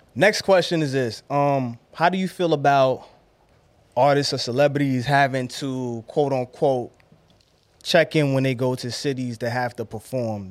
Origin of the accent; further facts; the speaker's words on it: New York City, New York, United States; I'm from Brownsville